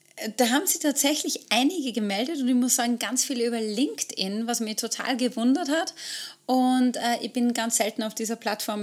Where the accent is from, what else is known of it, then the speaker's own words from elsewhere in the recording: Austria; bei uns in Österreich